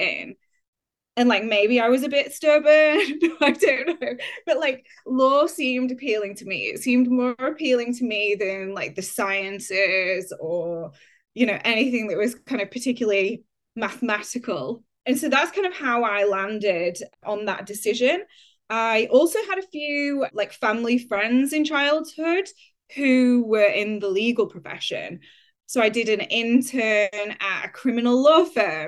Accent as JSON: {"language": "English", "town": "Huddersfield", "region": "Yorkshire and the Humber", "country": "United Kingdom", "tie": "born or raised there", "also_born_or_lived": "Leeds / York", "moved": "yes", "said": "my journey begins in Huddersfield in West Yorkshire. That is where I grew up"}